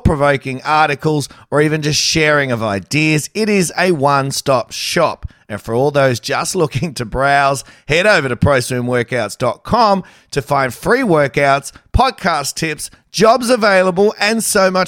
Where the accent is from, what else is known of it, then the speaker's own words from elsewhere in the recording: Australia; I'm an Aussie.